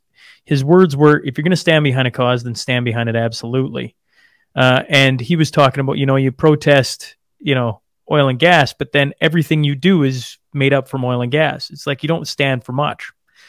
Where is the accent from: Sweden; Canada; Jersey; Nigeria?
Canada; Saskatchewan; Just north of Lloyd, okay. On a farm, just in Saskatchewan.